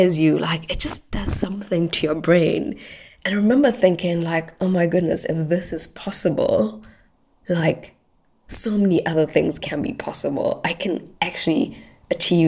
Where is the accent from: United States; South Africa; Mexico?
South Africa; Durban, KwaZulu-Natal; I lived in Durban, so that's my hometown in South Africa.